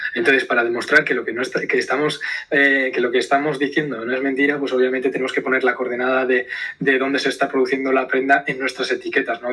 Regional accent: Zumaia, Basque Country, Spain; soy del, del País Vasco, de Zumaya, de, un pueblo pequeñito aquí en la costa vasca

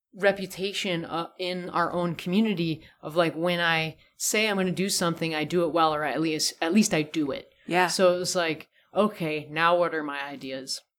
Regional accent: California, United States; moved away; growing up in California

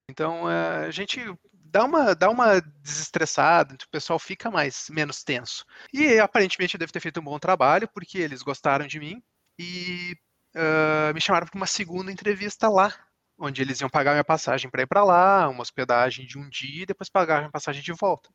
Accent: Brazil; moved away; como a gente é brasileiro

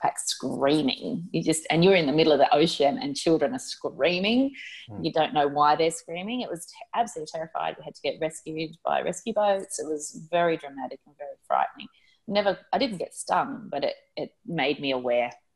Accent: Gold Coast, Queensland, Australia; also born or lived in Sydney; I spent some time growing up on the Gold Coast in Queensland, and I was a junior lifesaver

